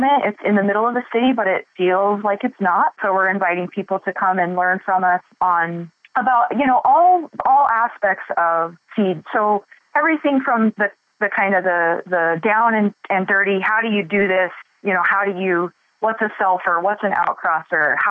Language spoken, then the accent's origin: English; Boise, Idaho, United States; I was born and raised in Boise